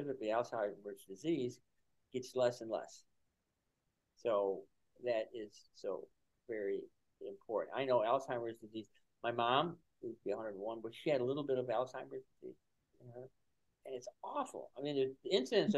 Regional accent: Buffalo, New York, United States; moved away; I'm from Buffalo

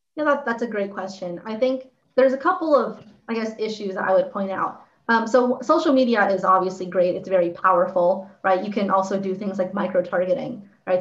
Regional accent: Santa Clarita, California, United States; I'm from Santa Clarita

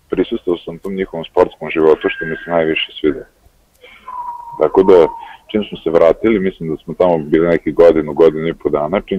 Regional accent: Novi Sad, Vojvodina, Serbia; also born or lived in Greece; To smo bile tamo dosta, ovaj, dosta nas iz Novog Sada i iz nekih okolnih mesta.

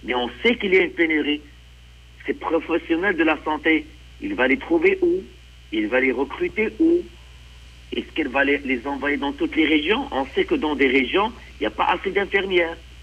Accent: Quebec, Canada; en tant que Québécois

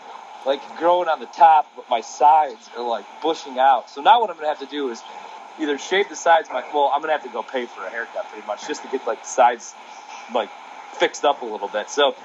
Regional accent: Illinois, United States; moved away; also born or lived in Milwaukee; technically I was born in Illinois

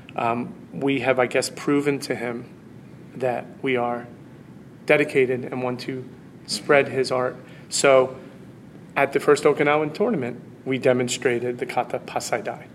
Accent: United States; as an American

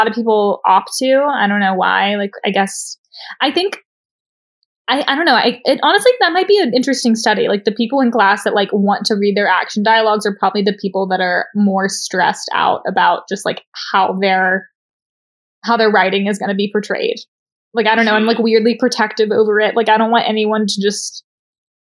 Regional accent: Tennessee, United States; I'm from Tennessee.

